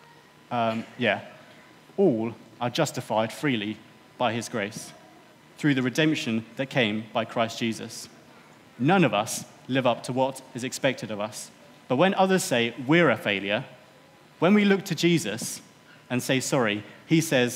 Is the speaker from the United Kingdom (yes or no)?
yes; United Kingdom; I think as British